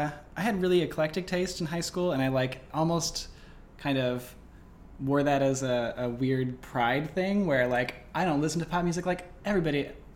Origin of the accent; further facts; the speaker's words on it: Western/Central Massachusetts, United States; I grew up in Western Massachusetts, Central Massachusetts, I guess.